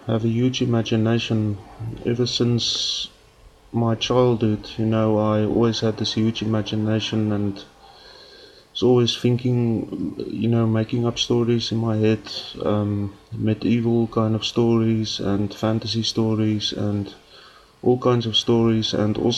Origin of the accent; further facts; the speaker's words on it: South Africa; accent: Afrikaans; English is a second language; I'm actually speaking English with an Afrikaans accent